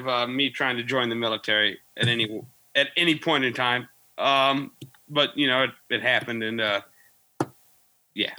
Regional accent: Peoria, Illinois, United States; now in Macomb, United States; I'm from Illinois, Central Region. I'm from Peoria originally. I live in Macomb now.

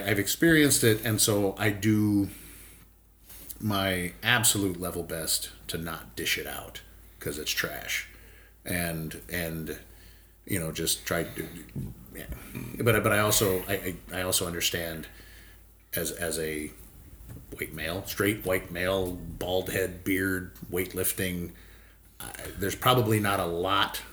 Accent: Hawaii, United States; now in Midwest, United States; I live in the Midwest, live out in the country. I grew up in Hawaii.

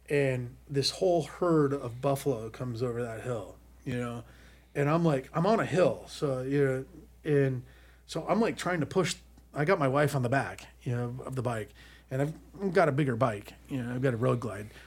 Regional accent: Colorado, United States; I mean, I, I grew up in Colorado, and it's all rancher. It's it's all ranch.

